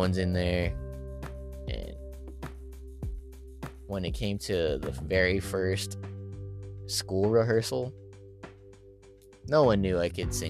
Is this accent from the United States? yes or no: yes; Stockton, California, United States; moved away as an adult; now in Maryland, United States; At St. Joseph's Hospital in Stockton, California. my hometown